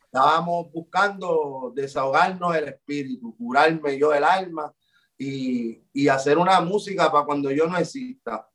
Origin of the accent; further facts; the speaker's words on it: Puerto Rico; por lo que somos como puertorriqueños y como latinos